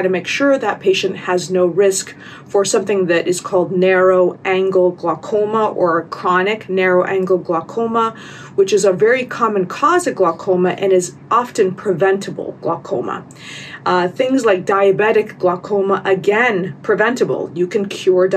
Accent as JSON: {"language": "English", "country": "United States", "said": "I'm American"}